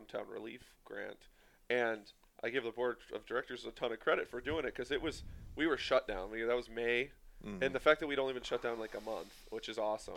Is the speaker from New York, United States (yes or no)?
no; Boyceville, Wisconsin, United States; I grew up in Boyceville, so I at least know Menominee somewhat